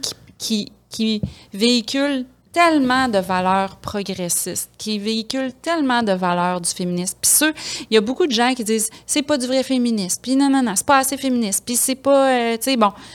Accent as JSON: {"language": "French", "town": "Quebec City", "region": "Quebec", "country": "Canada", "said": "je viens de Québec"}